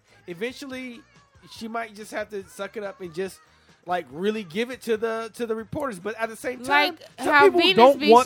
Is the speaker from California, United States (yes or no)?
yes; Compton, California, United States; we grew up in Compton